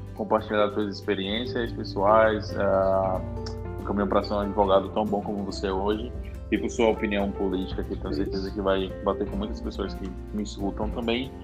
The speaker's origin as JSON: {"language": "Portuguese", "country": "Brazil", "said": "como brasileiro"}